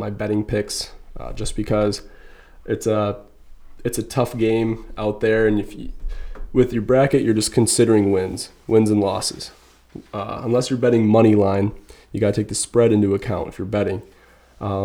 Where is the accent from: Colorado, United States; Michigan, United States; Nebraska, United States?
Michigan, United States; Flint; my hometown of Flint